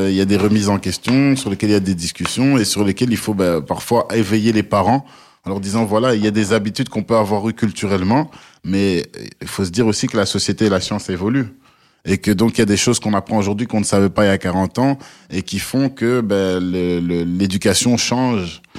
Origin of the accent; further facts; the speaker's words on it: DR Congo; tu sais, moi en tant que Congolais, euh, il y a un plat qui chez nous est, frit et, dont tout le monde raffole, c'est le pondou.